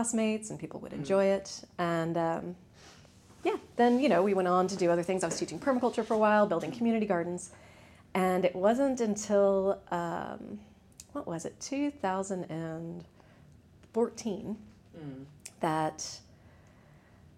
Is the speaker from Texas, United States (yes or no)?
yes; Texas, United States; now in Ireland; I grew up in Texas